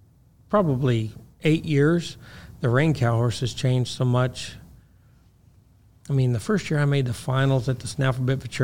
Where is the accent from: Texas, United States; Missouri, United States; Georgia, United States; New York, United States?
Missouri, United States; I'm from Missouri. Uh-huh. I don't even know if we have a helicopter in Missouri.